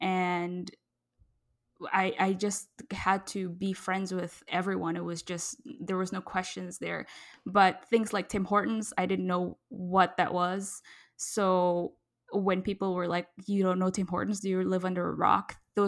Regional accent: Indonesia; now in Canada; I was born in Indonesia and grew up in about seven countries, Indonesia included before I came to Canada.

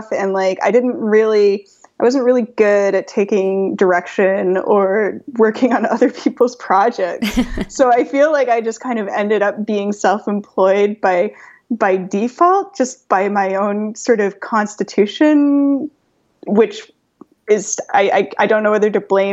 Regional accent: Toronto, Ontario, Canada; also born or lived in London / New York / Paris; my hometown, Toronto

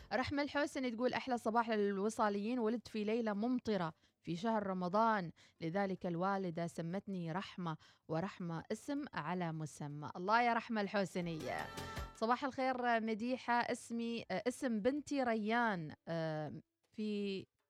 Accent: Oman; كلنا كعمانيين

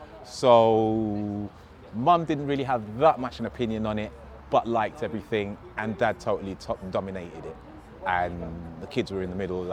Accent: Hammersmith, London, United Kingdom; born there; I was born in 1973 in West London, Queen Charlotte's Hospital, Hammersmith to be precise.

